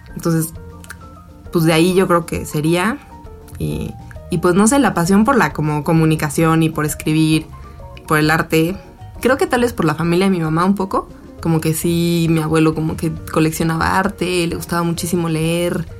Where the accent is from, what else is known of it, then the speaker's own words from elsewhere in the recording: Cuernavaca, Morelos, Mexico; estuvo padre crecer en Cuernavaca y sí tuvo mucho que ver como eso, o sea, mi infancia en Cuernavaca